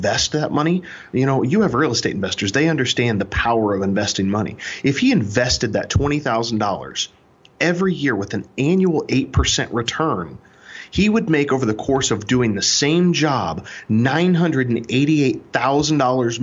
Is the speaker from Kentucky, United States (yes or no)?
no; Kansas City, Missouri, United States; I'm originally from Kansas City, Missouri. I'm a show me state boy